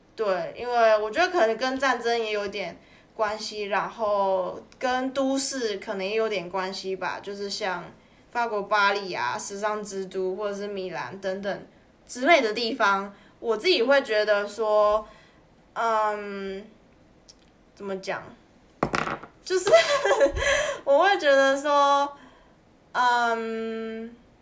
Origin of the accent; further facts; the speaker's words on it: Taiwan; moved away; 你身为一个台湾人